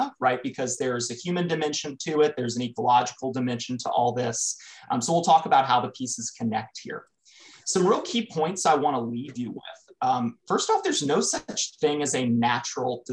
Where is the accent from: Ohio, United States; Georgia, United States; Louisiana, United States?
Louisiana, United States; Southern; I grew up in Southern Louisiana, so like flood-prone USA.